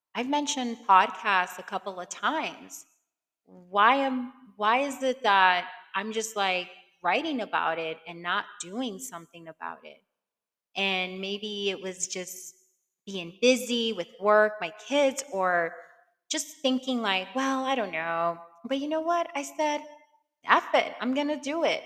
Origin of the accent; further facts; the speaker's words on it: New York City, New York, United States; moved away; I am from Brooklyn, New York